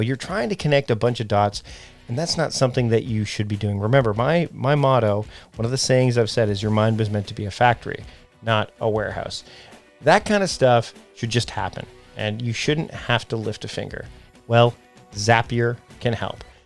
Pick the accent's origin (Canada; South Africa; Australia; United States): Canada; also born or lived in Vancouver Island, British Columbia; I'm Canadian, so I say Z, not